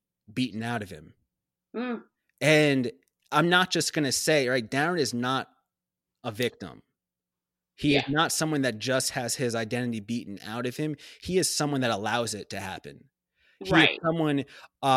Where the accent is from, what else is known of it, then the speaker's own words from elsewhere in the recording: Long Island, New York, United States; also born or lived in Abu Dhabi; a young person growing up on Long Island